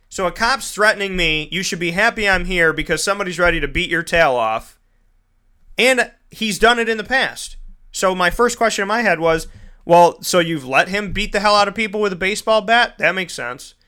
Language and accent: English; United States; I'm an American